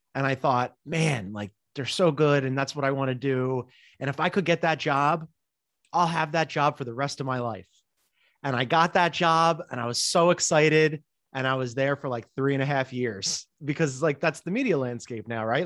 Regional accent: Philadelphia, Pennsylvania, United States; always wanted to work at the Philadelphia Inquirer and have a column, uh, in my hometown

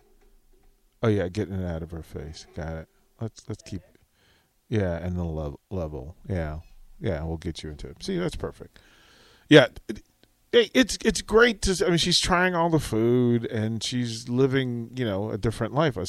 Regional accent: Washington, District of Columbia, United States; D.C.'s my hometown

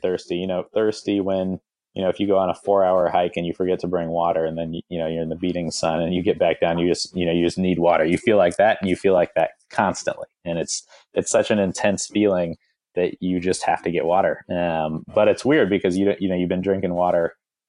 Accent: Southern California, United States; I grew up in Southern California

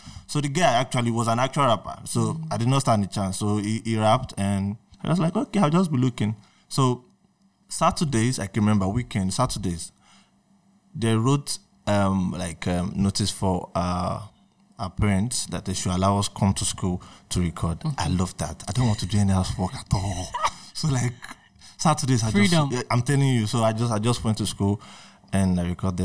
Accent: Akure, Ondo, Nigeria; also born or lived in Ogun State, Nigeria; I grew up in Akure, understood, Nigeria

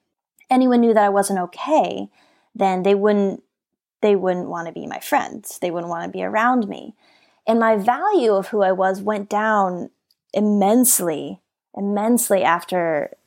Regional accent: Colorado, United States; now in California, United States; which made me decide I wanted to move to California because I grew up in Colorado where there are no dolphins there.

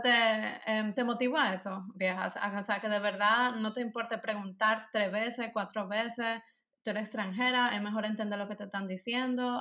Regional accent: Dominican Republic; first language Spanish; moved away as an adult; now in Germany; Cuando yo vivía allá

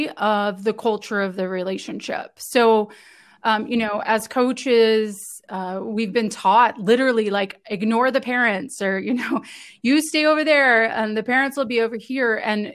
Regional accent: United States; also born or lived in Italy; I am from the United States. I grew up just outside DC

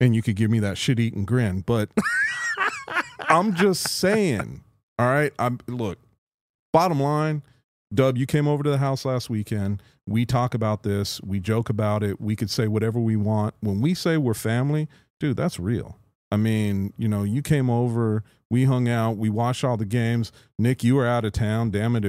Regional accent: Canada; And I'm freaking Canadian.

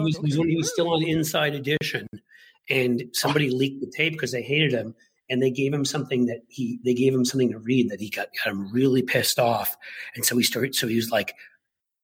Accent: New York, United States; I grew up in New York

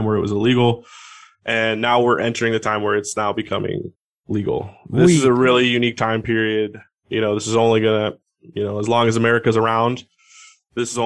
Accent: Seattle, Washington, United States; I'm from Seattle. I'm up here in Seattle

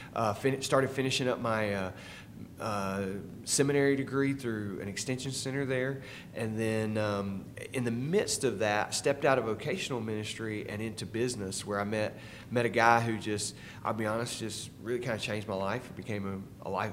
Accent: Statesboro, Georgia, United States; I grew up here in Statesboro

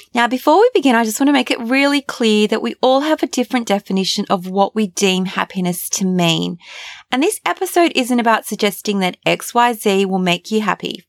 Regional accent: Australia; Growing up in Australia

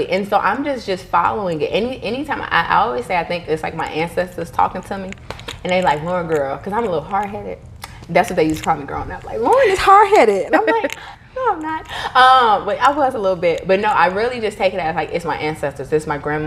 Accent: Chicago, Illinois, United States; also born or lived in Mississippi; I grew up splitting my time between Chicago and Mississippi

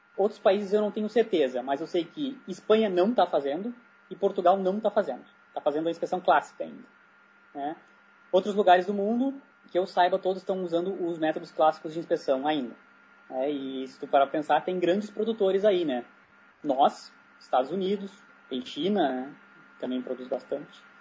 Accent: Brazil; como brasileiro lá no meio

